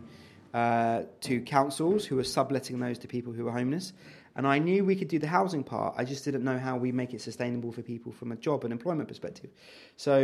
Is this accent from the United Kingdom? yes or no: yes; London, United Kingdom; the society that I was brought into, being living in London for parents that were struggling financially, being refugees